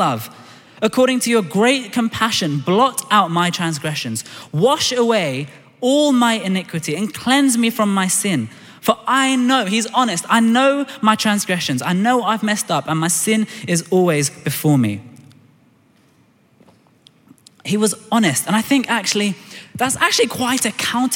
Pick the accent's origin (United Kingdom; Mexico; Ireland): United Kingdom; London; I was born in Tooting in Southwest London.